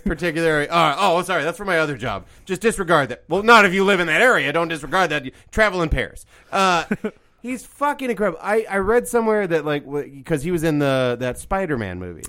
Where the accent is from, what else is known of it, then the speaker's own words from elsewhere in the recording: Midwest, United States; I grew up in Midwest